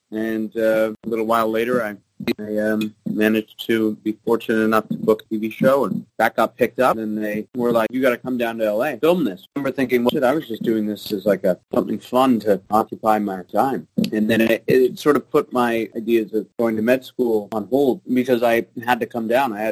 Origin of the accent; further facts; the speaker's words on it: British Columbia, Canada; I grew up in Vancouver Island and uh, fairly big family, and I, I grew up mainly playing competitive sports.